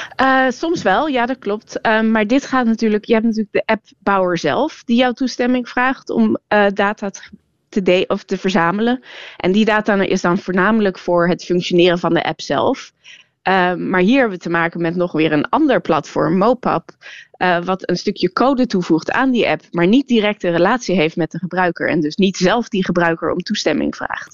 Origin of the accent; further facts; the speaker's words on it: Netherlands; ik ben Nederlands